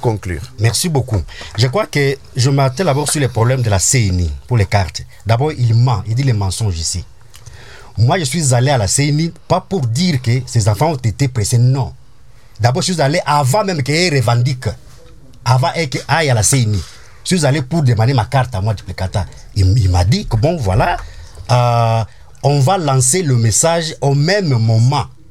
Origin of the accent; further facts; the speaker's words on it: DR Congo; je suis congolais